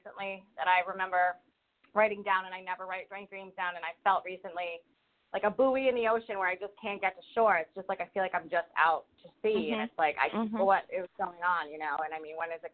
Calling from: Rhode Island, United States; I'm calling from Rhode Island

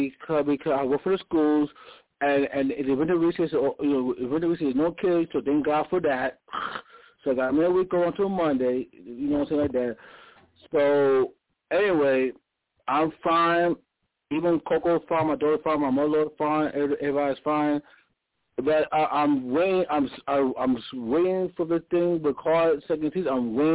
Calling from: Bronx, New York, United States; from the Bronx.

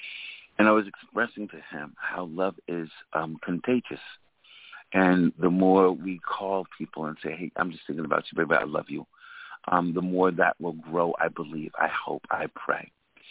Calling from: New York City, New York, United States; I'm calling from Brooklyn, New York.

